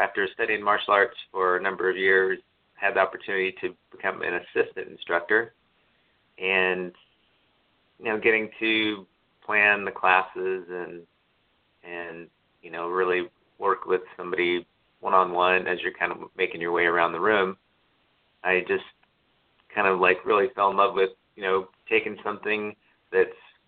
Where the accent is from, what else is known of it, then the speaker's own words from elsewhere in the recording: Phoenix, Arizona, United States; I grew up in Phoenix, Arizona